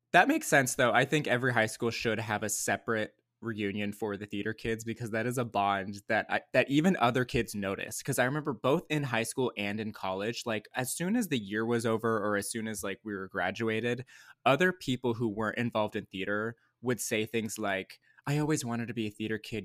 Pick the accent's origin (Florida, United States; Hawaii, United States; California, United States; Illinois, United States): California, United States; Lake Arrowhead; I grew up in Lake Arrowhead, California, which is in Southern California, but in the mountains